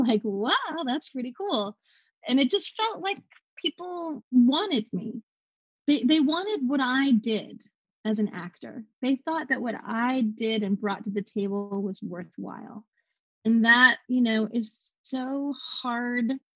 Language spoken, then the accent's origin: English; the South, United States; I grew up in the South